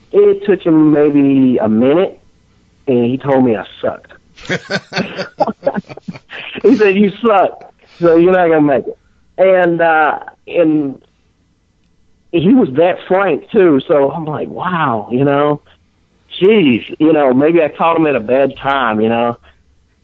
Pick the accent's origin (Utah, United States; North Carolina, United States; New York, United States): North Carolina, United States; I'm from North Carolina